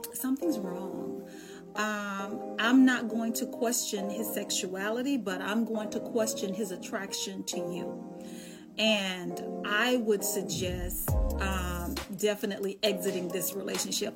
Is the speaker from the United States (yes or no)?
yes; Dallas, Texas, United States; also born or lived in Charlotte; I'm from Dallas